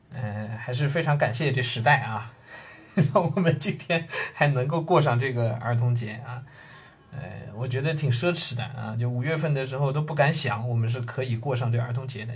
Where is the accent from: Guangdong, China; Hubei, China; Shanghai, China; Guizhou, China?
Shanghai, China; 我自己出生在上海